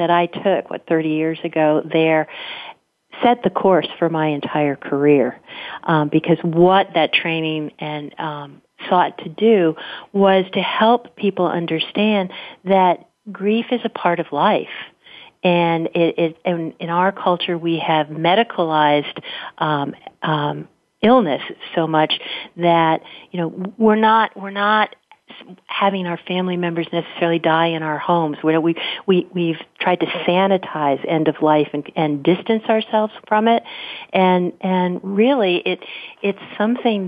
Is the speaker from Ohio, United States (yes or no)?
no; Washington, District of Columbia, United States; moved away as an adult; now in Bay Area, United States; I was pretty much terminally unemployable in my hometown of Washington, D.C.